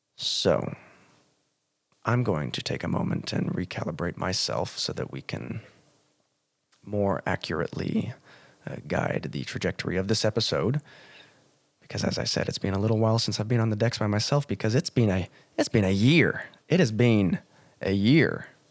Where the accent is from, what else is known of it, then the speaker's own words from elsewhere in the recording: United States; moved away as an adult; also born or lived in Montana; now in Cairns, Australia; went back to my home country of the United States of America, went to Montana